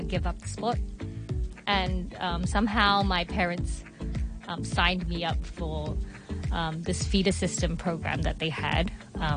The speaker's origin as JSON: {"language": "English", "town": "Melbourne", "region": "Victoria", "country": "Australia", "tie": "born or raised there", "moved": "yes", "said": "I grew up in Australia, Melbourne"}